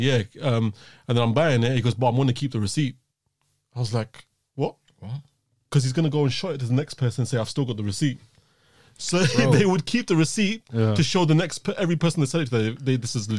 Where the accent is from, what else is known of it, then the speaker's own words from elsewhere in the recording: London, United Kingdom; We're from London.